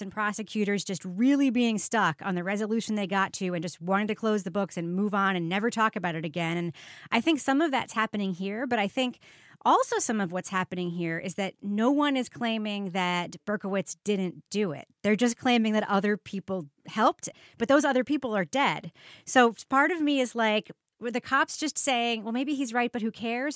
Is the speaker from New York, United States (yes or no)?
yes; New York, United States; I grew up in New York in the seventies and eighties and nineties